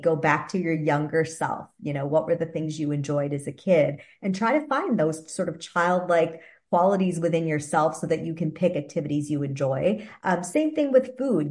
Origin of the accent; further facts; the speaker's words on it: Wisconsin, United States; moved away as an adult; also born or lived in Boston / New York tri-state area / California; I'm from the Midwest originally. My husband and I are actually born and raised in Wisconsin.